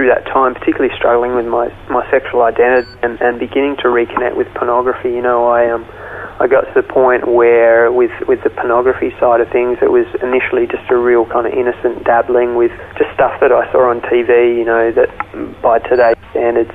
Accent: Melbourne, Victoria, Australia; I grew up in Melbourne, Australia

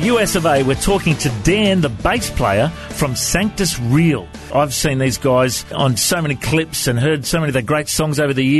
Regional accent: Australia; have you ever chatted to many people from Australia before? Is my accent okay?

